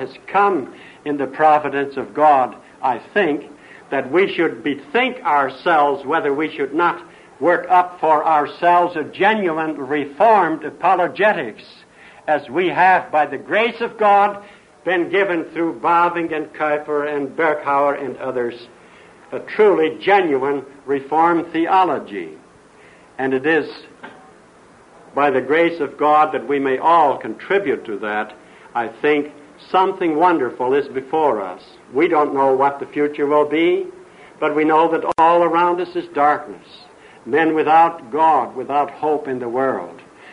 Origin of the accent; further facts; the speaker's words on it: Highland, Indiana, United States; moved away; also born or lived in the Orient / Redlands; I came from Highland, Indiana, and I can't get rid